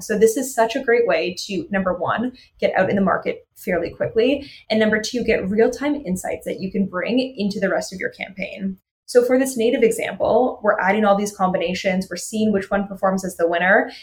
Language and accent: English; Toronto, Ontario, Canada; I'm from Toronto